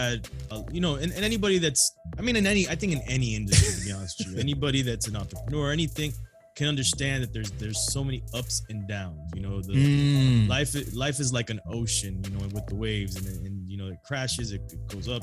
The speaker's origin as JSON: {"language": "English", "region": "South Florida", "country": "United States", "said": "I'm Cuban, Colombians, Jamaicans, Haitians. Yes, we're from South Florida"}